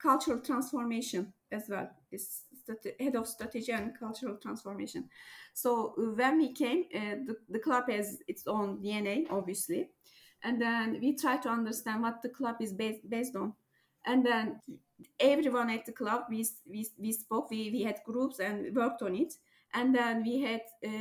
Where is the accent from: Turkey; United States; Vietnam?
Turkey; I'm from Turkey